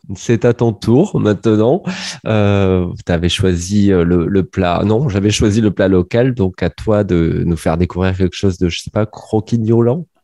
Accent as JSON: {"language": "French", "town": "Montpellier", "region": "Occitania", "country": "France", "said": "je suis montpelliérain"}